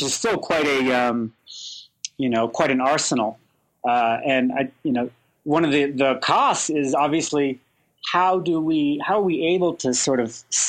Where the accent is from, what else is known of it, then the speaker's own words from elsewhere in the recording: Colorado, United States; I'm from Colorado